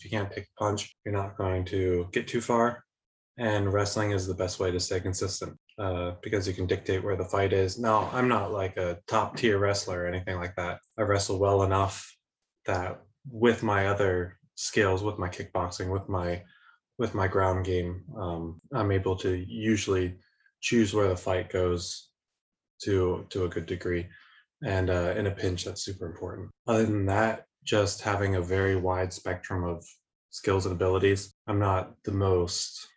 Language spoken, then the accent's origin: English; Lancaster, Pennsylvania, United States; moved away as an adult; now in Germany; born and raised in Lancaster, Pennsylvania